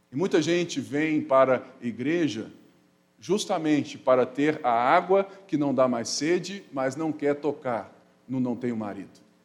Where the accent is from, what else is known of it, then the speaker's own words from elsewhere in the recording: Brazil; nós somos brasileiros, mestiços